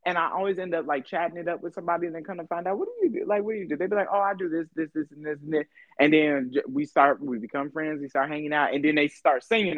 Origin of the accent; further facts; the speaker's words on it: California, United States; moved away as an adult; now in Houston, United States; I'm from California